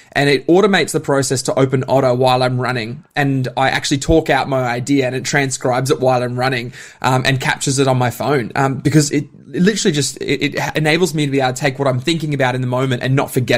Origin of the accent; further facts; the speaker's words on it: Bundaberg, Queensland, Australia; now in Melbourne, Australia; Yeah, I'm a Bundy boy, which is always funny to say that, but I'm definitely Melburnian by choice.